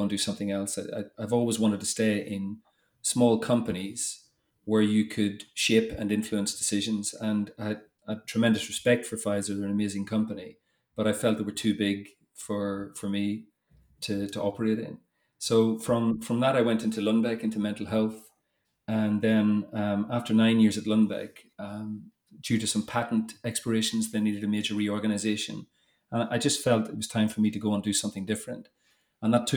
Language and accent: English; Northern Ireland, United Kingdom; moved away as an adult; also born or lived in Toulouse, France / England; you probably tell by the accent, but I grew up in Northern Ireland